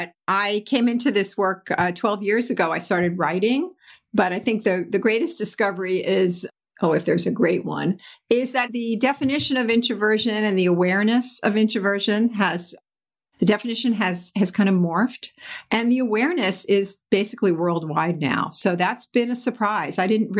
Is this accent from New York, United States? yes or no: yes; New York, United States; We were vacationing out on Eastern Long Island where I grew up on in the New York area.